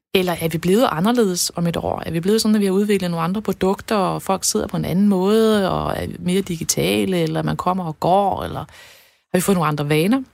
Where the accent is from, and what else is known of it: Denmark